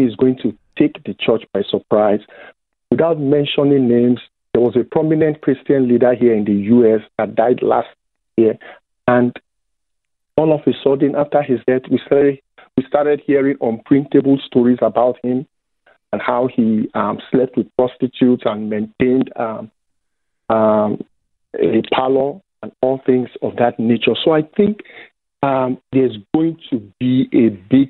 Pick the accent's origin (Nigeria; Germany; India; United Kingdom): Nigeria; moved away as an adult; now in United States; I grew up Anglican in Nigeria